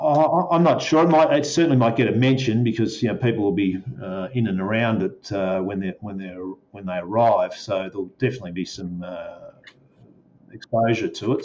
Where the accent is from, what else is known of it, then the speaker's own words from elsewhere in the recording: Melbourne, Victoria, Australia; I'm fairly local here, so I'm Melbourne um, born and raised on a dairy farm.